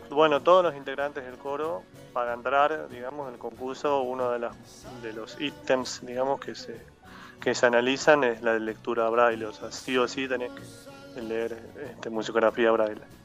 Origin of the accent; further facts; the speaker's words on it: Neuquén, Argentina; moved away as an adult; also born or lived in Tierra del Fuego; now in Buenos Aires, Argentina; soy nacido en Ciudad de Fuego, pero crecí en Neuquén desde los 8 años, así que digo que soy neuquino